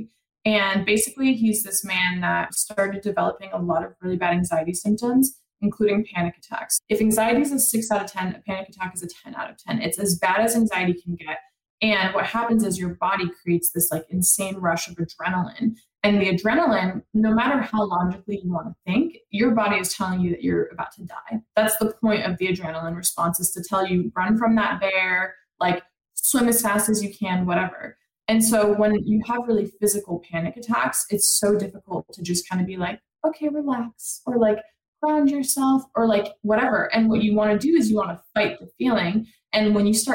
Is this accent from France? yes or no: yes; France; moved away; I'm from France.